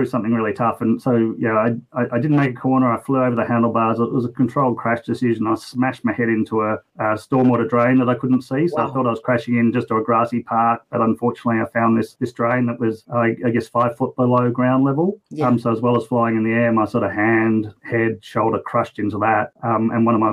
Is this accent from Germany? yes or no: no; West Coast, Western Australia, Australia; now in Brisbane, Australia; I'm just a pretty average bloke here in Brisbane, Australia. I grew up on the West Coast, though